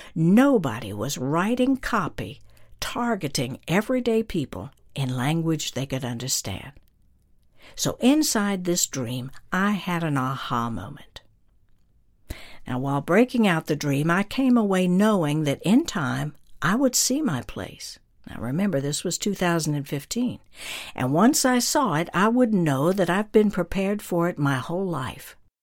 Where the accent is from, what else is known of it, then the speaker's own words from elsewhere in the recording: North Georgia, United States; moved away; my hometown in North Georgia